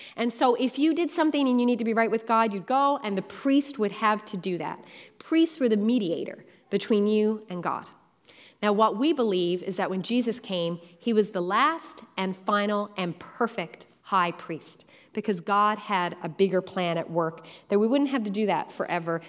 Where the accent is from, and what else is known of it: Newfoundland and Labrador, Canada; born or raised there; now in Ontario, Canada